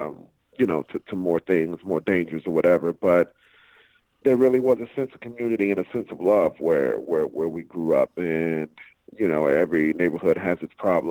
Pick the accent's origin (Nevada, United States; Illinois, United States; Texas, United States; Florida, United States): Florida, United States; Miami; moved away; I am born and raised in Miami, Florida, Dade County.